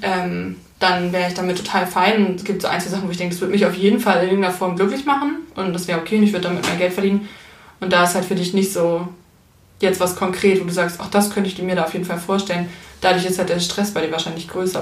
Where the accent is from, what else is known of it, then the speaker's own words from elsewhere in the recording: Hamburg, Germany; ich komme ja aus Hamburg und ich bin halt auch in Hamburg geblieben